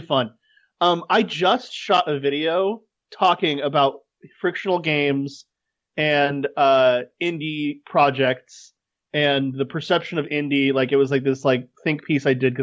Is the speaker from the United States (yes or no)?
yes; United States; As an American